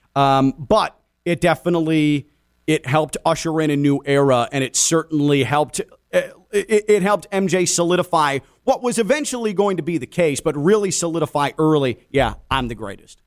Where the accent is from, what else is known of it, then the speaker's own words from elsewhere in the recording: Chicago, Illinois, United States; when I was a kid growing up in Chicago.